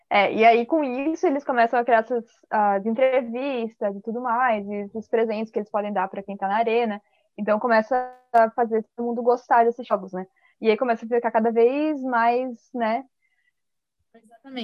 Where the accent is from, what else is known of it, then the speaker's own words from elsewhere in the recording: Balneário Camboriú, Santa Catarina, Brazil; Eu sou de Balneário Camboriú, Santa Catarina, e eu tenho 19 anos